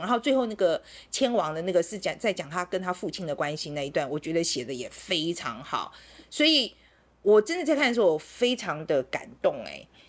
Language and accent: Chinese; Taiwan; 我们台湾人